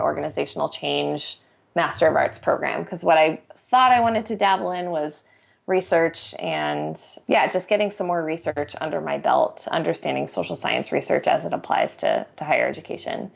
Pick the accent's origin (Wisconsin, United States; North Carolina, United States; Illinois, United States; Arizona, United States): Arizona, United States; I grew up in Arizona and went to very traditional educational institutions